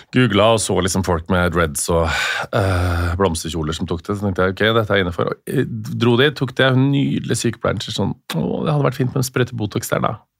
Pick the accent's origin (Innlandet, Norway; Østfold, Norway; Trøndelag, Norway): Trøndelag, Norway; Stjørdal; moved away; vi kommer fra Stjørdal